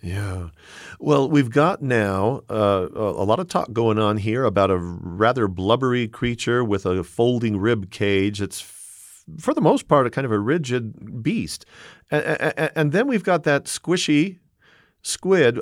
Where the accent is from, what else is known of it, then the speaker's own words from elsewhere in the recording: Southern California, United States; I grew up in Southern California